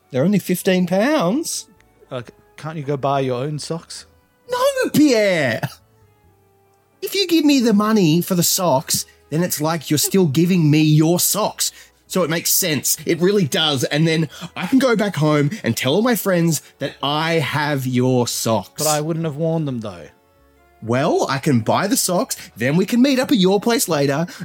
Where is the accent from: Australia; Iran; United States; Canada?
Australia; I come all the way from Australia to watch Spurs.